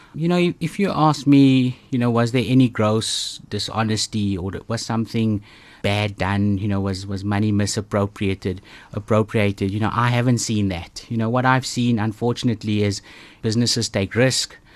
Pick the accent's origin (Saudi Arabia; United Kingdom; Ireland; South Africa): South Africa; East London, Eastern Cape; I grew up in East London, of all places, so, uh, close to the coast